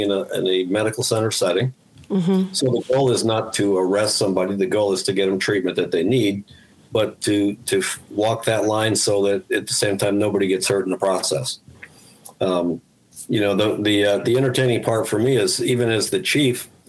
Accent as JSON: {"language": "English", "town": "Albany", "region": "New York", "country": "United States", "tie": "born or raised there", "also_born_or_lived": "Guilderland, New York / Germany", "said": "I was born and raised in Albany, lived in Gilderland since I was 10"}